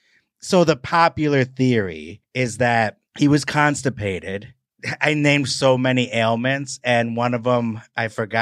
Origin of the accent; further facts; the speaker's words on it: Wisconsin, United States; I'm from Wisconsin.